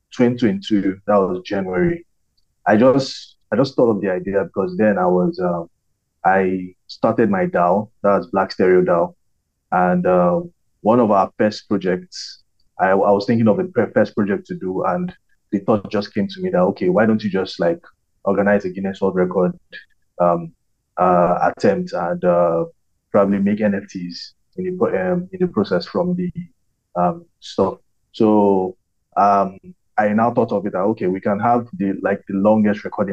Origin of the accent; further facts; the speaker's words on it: Nigeria; also born or lived in Lagos, Nigeria; I'm Nigerian. I live in Lagos, Nigeria